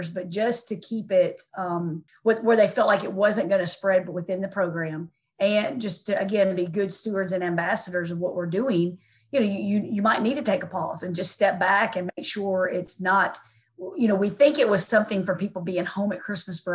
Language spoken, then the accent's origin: English; Tennessee, United States; moved away as an adult; also born or lived in St. Louis; She and I grew up together actually in Tennessee